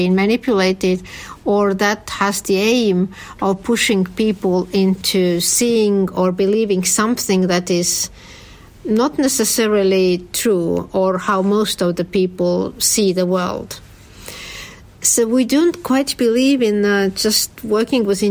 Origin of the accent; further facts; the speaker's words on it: Estonia; when I grew up in the Soviet Union, people in Estonia habitually watched Estonian news